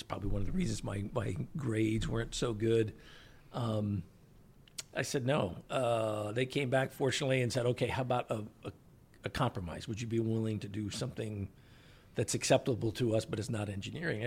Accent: Chicago, Illinois, United States; I grew up in Chicago, long way from the ocean

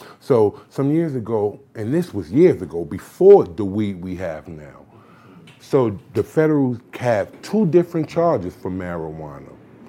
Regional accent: Barbados; I'm from Barbados.

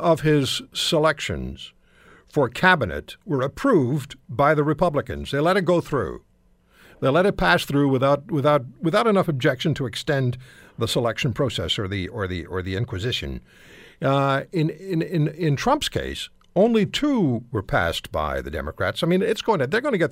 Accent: Canada; I'm from Canada

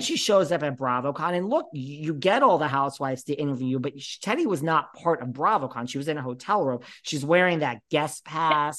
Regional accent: New York, United States; I'm from New York

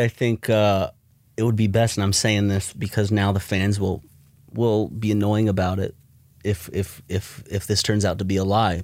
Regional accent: South Carolina, United States; you and I belong to the state that was the first to secede from the Union.

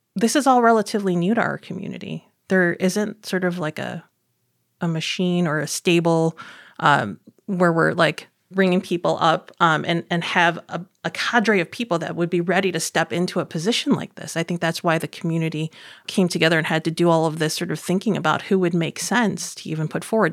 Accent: Chicago, Illinois, United States; I was born and raised in Chinatown.

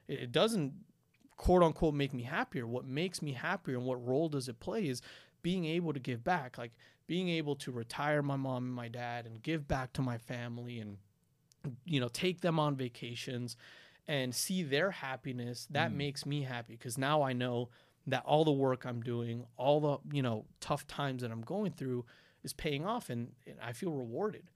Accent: Quito, Pichincha, Ecuador; moved away; I'm from Quito, Ecuador. I was born and raised there.

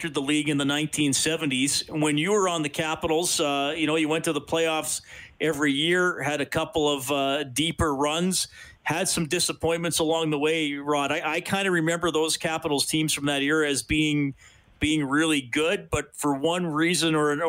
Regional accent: Edmonton, Alberta, Canada; I grew up just outside of Edmonton

